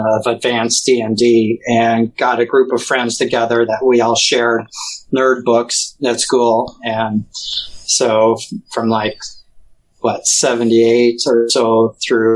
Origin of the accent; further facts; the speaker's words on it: Missouri, United States; especially being down in Missouri, which was a slave state